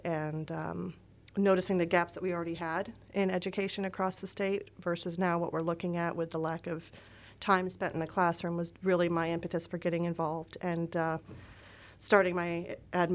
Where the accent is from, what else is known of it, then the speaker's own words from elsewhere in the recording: Port Jervis, New York, United States; moved away; I've been used to growing up in the tri-state region